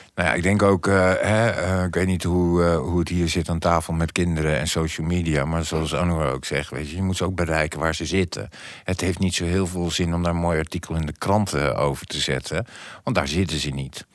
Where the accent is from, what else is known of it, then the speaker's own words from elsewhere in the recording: The Hague, South Holland, Netherlands; ik ben Hagenees